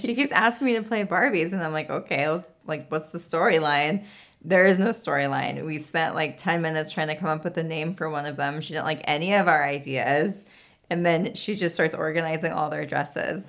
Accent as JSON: {"language": "English", "region": "California", "country": "United States", "tie": "born or raised there", "moved": "as an adult", "lives_now": "Tennessee, United States", "said": "every time I go home"}